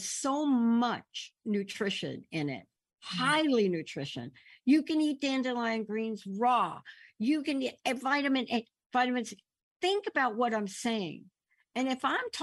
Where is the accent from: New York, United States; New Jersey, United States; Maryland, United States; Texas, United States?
New York, United States; New York City; moved away; I'm this kid growing up in the Bronx, lived in the projects